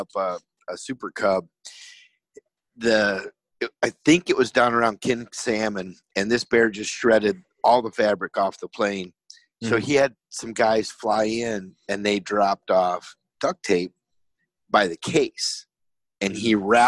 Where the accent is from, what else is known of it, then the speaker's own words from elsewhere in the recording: Michigan, United States; me growing up in Michigan